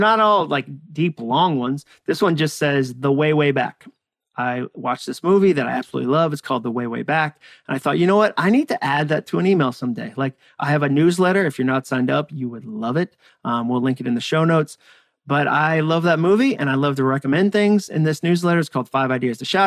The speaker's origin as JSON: {"language": "English", "area": "near Walden Pond", "region": "Massachusetts", "country": "United States", "tie": "born or raised there", "also_born_or_lived": "Birmingham, Alabama / Hudson, Massachusetts", "moved": "as an adult", "said": "I grew up near Walden Pond in Massachusetts. I grew up in New England."}